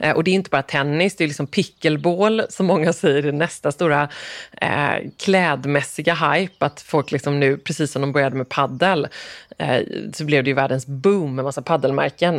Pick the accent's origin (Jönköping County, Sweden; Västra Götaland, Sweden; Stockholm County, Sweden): Västra Götaland, Sweden; Gothenburg; moved away; also born or lived in Falsterbo; som göteborgare ja. boende här